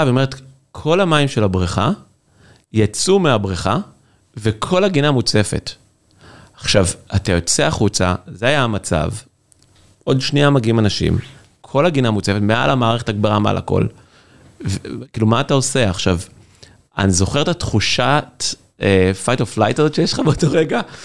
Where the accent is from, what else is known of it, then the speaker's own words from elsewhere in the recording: Kfar Ruth, Central District, Israel; moved away as an adult; now in San Francisco, United States; אנחנו מכבים רעות. אני ממושב, נקרא כפר רות, ל- ליד מקום עם רעות